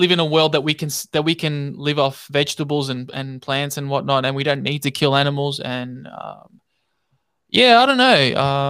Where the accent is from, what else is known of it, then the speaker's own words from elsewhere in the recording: Melbourne, Victoria, Australia; I'm from Melbourne, Australia.